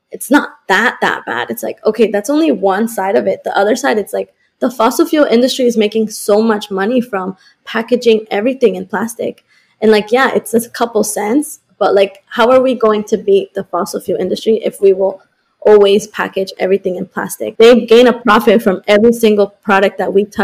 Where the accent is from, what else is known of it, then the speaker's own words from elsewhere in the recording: Colombia; now in Boston, United States; I was born in Colombia, so I'm very connected to Latin America.